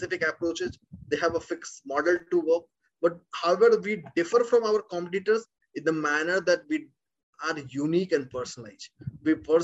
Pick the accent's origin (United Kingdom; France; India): India; being an Indian background